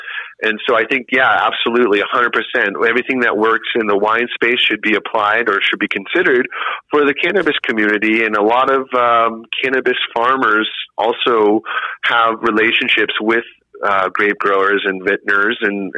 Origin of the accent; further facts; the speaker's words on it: El Dorado County, California, United States; I'm from El Dorado County in the AVA of Apple Hill region.